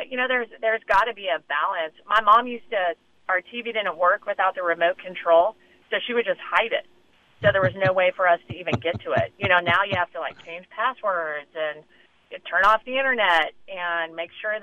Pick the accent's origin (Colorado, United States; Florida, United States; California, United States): Colorado, United States; Denver; growing up in Denver, I just played a ton of different sports